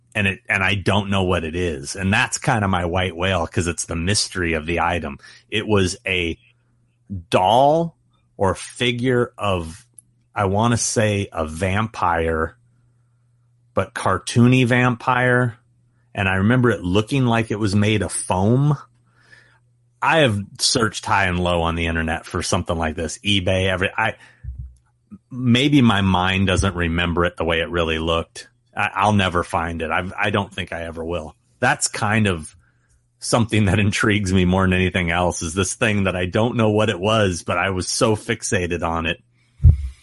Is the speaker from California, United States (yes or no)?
no; Anchorage, Alaska, United States; born there; I was born in Anchorage, Alaska.